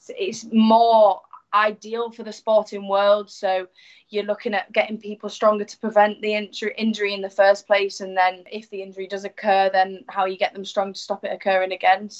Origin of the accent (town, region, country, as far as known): York, Yorkshire and the Humber, United Kingdom; born or raised there; also born or lived in Hull; now in Salford, United Kingdom